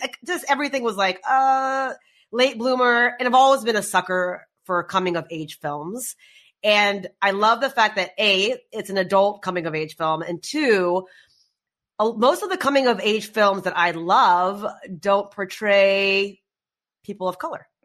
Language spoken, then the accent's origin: English; United States; We grew up here